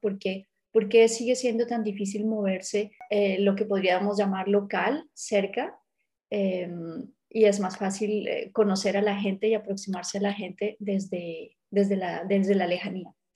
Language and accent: Spanish; Colombia; soy colombiana